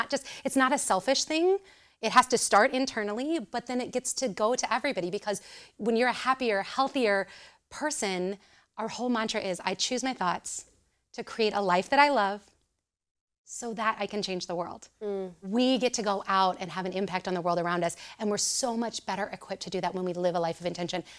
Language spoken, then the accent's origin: English; Southern Illinois, United States; moved away as an adult; now in Champaign, United States; I am originally from Southern Illinois. So I came up here. I think this is an age-old story, right? Come up here to go to the University of Illinois